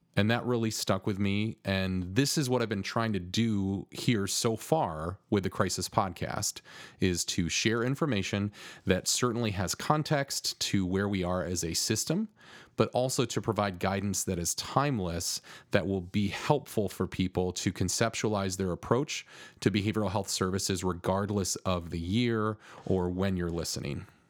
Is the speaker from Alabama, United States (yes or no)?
no; Grand Rapids, Michigan, United States; Grand Rapids, which happens to be my hometown and where I now live.